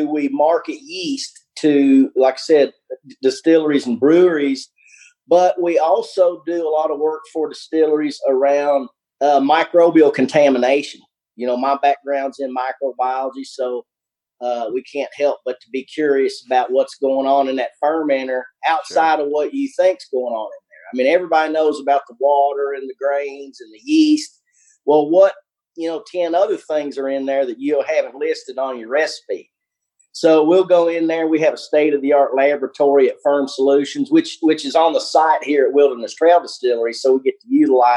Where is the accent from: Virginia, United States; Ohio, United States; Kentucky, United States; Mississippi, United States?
Kentucky, United States; Albany; also born or lived in Covington, Kentucky; where I grew up in South Central Kentucky, Albany, Kentucky, you tend to get a little bit more of the accent going on there